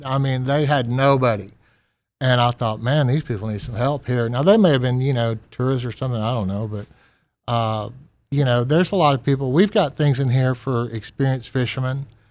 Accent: Texas, United States; moved away as an adult; also born or lived in New Orleans; now in Gulfport, United States; I'm originally from Texas

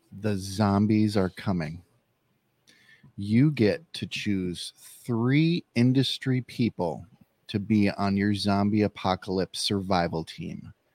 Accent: Midwest, United States; And he knew that I was from the Midwest

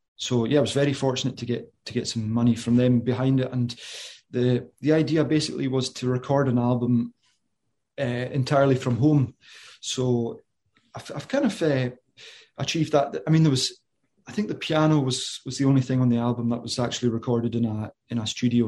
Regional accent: Isle of Lewis, Western Isles, Scotland, United Kingdom; moved away as an adult; I'm from the Isle of Lewis in the, in the Western Isles, the, or the Hebrides

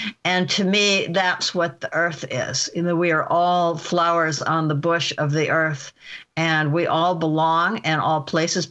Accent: Omaha, Nebraska, United States; I grew up in Omaha, Nebraska

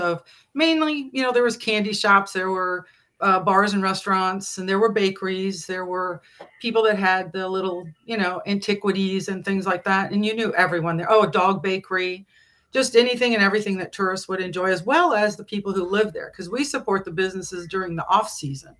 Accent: Illinois, United States; moved away as an adult; also born or lived in Hayward, Wisconsin; I was not from Hayward originally. I'm from Illinois

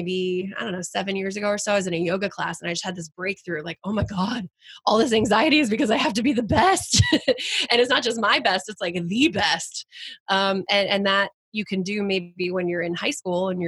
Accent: Flower Mound, Texas, United States; moved away as an adult; also born or lived in New Haven, Connecticut; I grew up born and raised in Texas

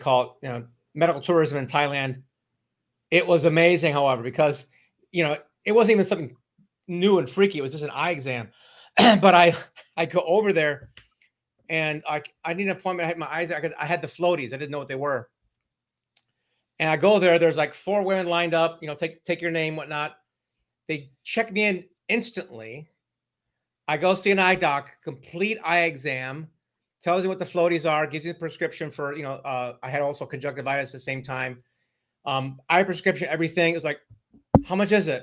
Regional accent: Ohio, United States; I'm from Ohio

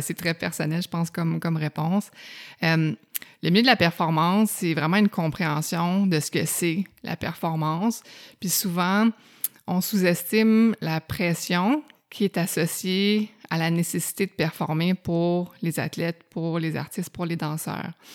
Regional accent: Outaouais, Quebec, Canada; moved away as an adult; also born or lived in Montreal; je viens de l'Outaouais, fait que ça impliquait un ah déménagement, puis j'avais hâte d'aller à Montréal

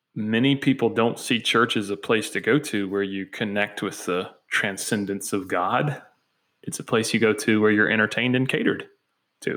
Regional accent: United States; we as American Christians

